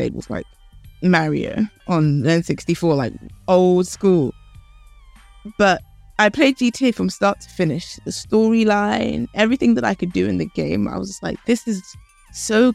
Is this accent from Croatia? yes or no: no; London, United Kingdom; also born or lived in Canada / Philadelphia, United States / Ghana; I grew up here in London